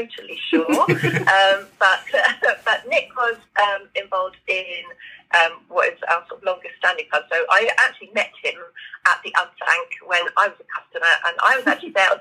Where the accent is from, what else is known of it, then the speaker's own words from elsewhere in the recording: Norwich, East of England, United Kingdom; I have lived in Norfolk my entire life